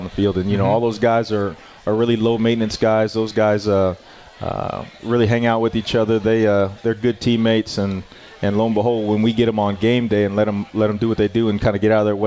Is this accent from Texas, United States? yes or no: yes; El Paso, Texas, United States; moved away; El Paso, my hometown